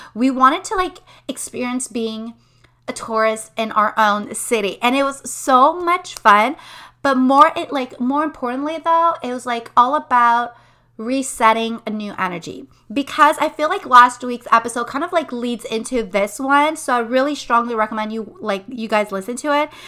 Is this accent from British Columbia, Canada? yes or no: no; Montreal, Quebec, Canada; moved away as an adult; now in Quebec City, Canada; We were born in Montreal. I'm from the West Island. My husband is from Montreal as well. And so we lived our entire lives in Montreal